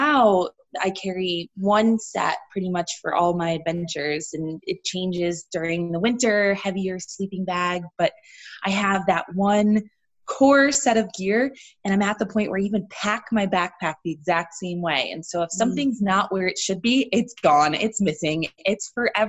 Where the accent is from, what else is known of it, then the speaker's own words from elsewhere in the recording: Connecticut, United States; I grew up in the East Coast. I'm from Connecticut originally